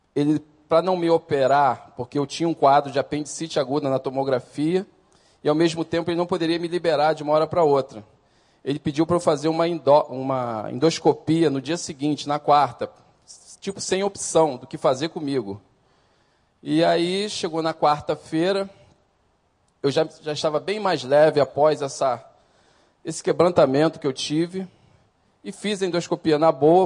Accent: Brazil; Sou nascido e criado aqui no Recreio

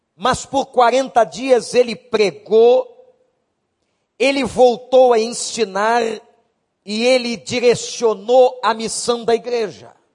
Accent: Brazil; como nós brasileiros

